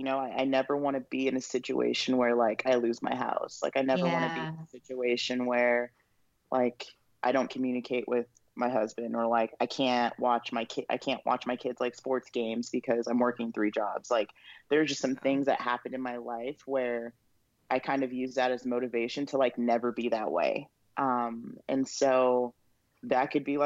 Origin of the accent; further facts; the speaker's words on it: Moreno Valley, California, United States; also born or lived in Los Angeles, California / Riverside, California; born and raised Southern California. Lived in Los Angeles until I was 8. That's where I was born.